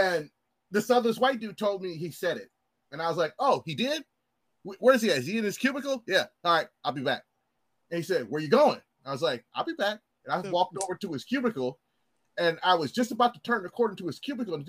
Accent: Portland, Oregon, United States; us Portland hillbillies

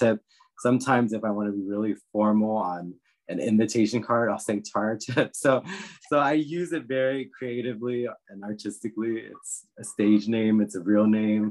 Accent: Northern Virginia, United States; also born or lived in Washington, D.C. area; now in California, United States; I grew up in Northern Virginia, where I would say 80% of the population around me was Caucasian

